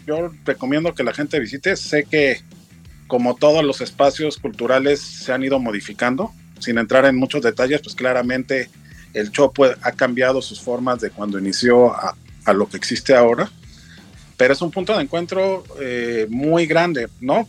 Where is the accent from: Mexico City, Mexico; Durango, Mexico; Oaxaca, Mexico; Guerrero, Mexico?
Mexico City, Mexico; now in Cuernavaca, Mexico; soy chilango, yo soy de familia veracruzana.